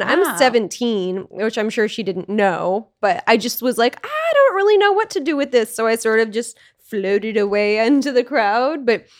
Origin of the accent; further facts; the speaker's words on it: Alaska, United States; moved away; also born or lived in Portland / Los Angeles; I grew up in Alaska in a really small town.